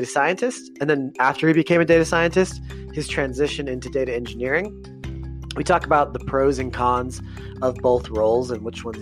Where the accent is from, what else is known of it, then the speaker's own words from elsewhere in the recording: Utah, United States; I'm also from Utah.